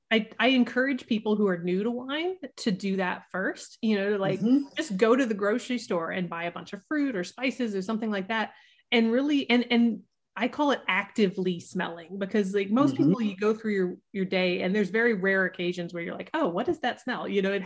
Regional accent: the South, United States; Well, it's funny because like I grew up in the South, and at that time, like wine was not a thing that we did in the South.

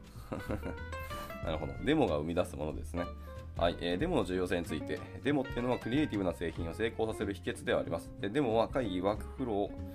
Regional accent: Hiroshima, Japan; 僕の地元広島

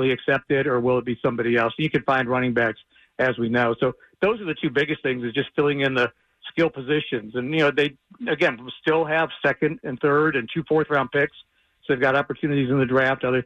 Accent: Ohio, United States; I grew up in Ohio, so I'm an Ohio State fan.

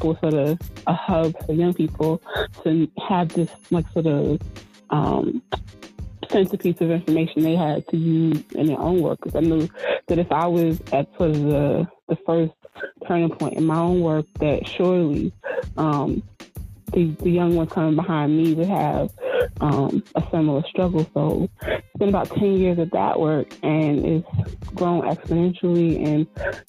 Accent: Newark, New Jersey, United States; now in New York, United States; I'm from Newark, New Jersey originally

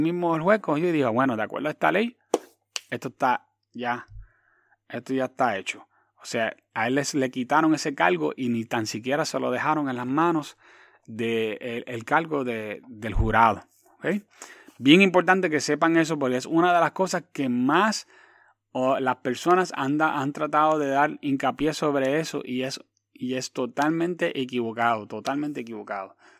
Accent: Quebradillas, Puerto Rico; also born or lived in New York / Hatillo; vine de Nueva York, ella se ubicó en Quebradías y, y, Quebradías es mi hogar y conozco muchísima gente en, en, Quebradías donde todo el mundo me conoce

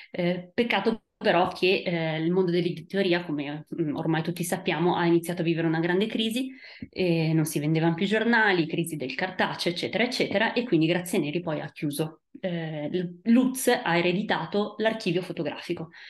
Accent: Italy; moved away; Eh, quindi per quel motivo io sono scappata dall'Italia e sono andata eh, in Francia, a Parigi, dove eh, ho appunto studiato storia della fotografia.

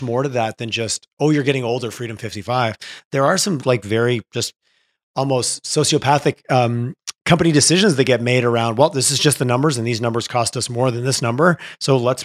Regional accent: Quebec, Canada; I grew up in Quebec.

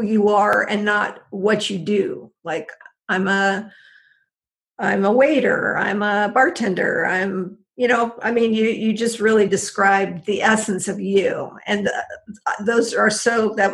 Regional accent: San Diego, California, United States; Mark and I grew up together in San Diego

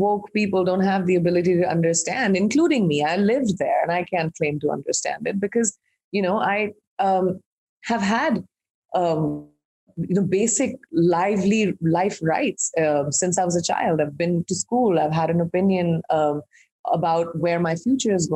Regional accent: India; I'm an Indian who's grown up in India

